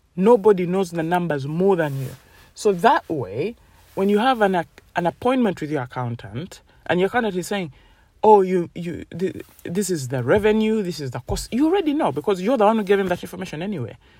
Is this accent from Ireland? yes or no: no; Uganda; moved away; I come from Uganda